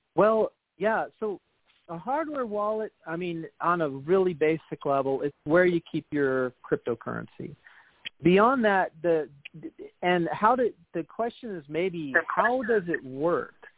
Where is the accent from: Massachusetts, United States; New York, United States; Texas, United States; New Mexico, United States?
Texas, United States; Austin; now in Washington State, United States; I'm from Austin